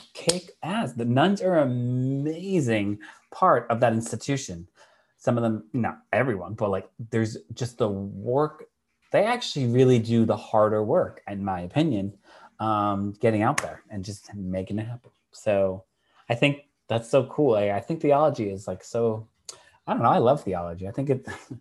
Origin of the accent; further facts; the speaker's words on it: Massachusetts, United States; I'm from Massachusetts.